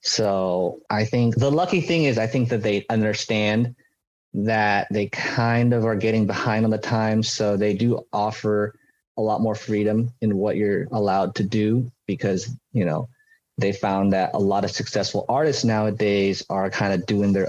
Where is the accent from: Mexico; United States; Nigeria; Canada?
United States; also born or lived in Taiwan; I am Asian American and I am very Asian American